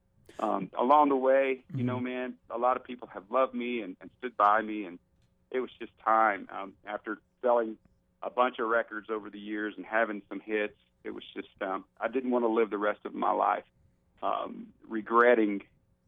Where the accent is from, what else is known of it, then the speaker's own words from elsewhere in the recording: Alabama, United States; I'm from Alabama